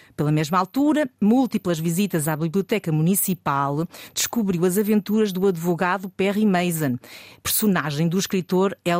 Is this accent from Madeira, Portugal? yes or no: yes; Madeira, Portugal; eu sou da Madeira